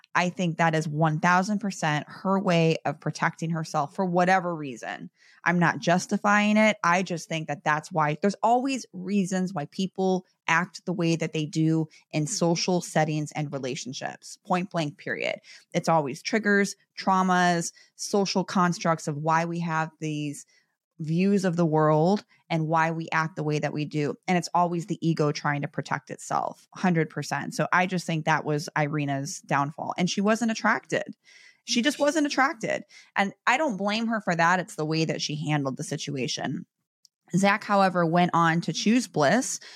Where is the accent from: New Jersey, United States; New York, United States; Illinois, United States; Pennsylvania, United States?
Illinois, United States; Chicago; I'm from Chicago